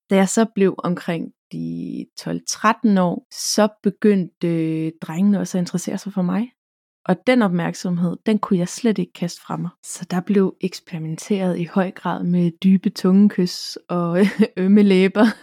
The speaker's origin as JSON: {"language": "Danish", "town": "Karleby", "region": "Zealand", "country": "Denmark", "tie": "born or raised there", "said": "Jeg er født og opvokset nede på Falster, en lille flække, der hedder Karleby, hvor jeg boede i en, levede i en kernefamilie og gik i folkeskole."}